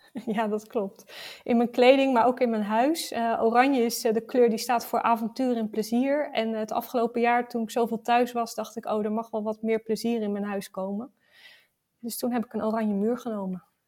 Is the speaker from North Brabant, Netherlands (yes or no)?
no; Rotterdam, South Holland, Netherlands; Ik, ik kom uit Rotterdam